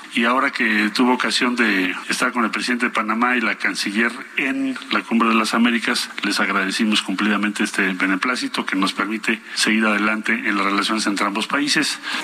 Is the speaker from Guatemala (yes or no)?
no; Colonias, Mexico; moved away as an adult; now in Mexico City, Mexico; yo era antes de las de ahí del pueblo de las colonias y emigré para acá a la Ciudad de México a trabajar